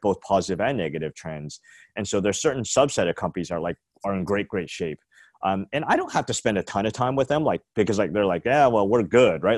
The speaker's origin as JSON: {"language": "English", "country": "Canada", "moved": "as an adult", "lives_now": "San Francisco, United States", "said": "I'm Canadian, but, um, moved here, like, when I was, like, twenty-four, twenty-five"}